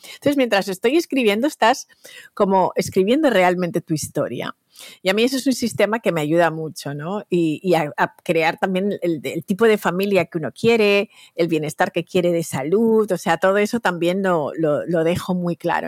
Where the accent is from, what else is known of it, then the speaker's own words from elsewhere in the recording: Valencia, Valencian Community, Spain; moved away as an adult; also born or lived in Equatorial Guinea (parents); now in New York, United States; me siento súper española. Toda mi educación, mi estructura mental, mi, infancia está construida ahí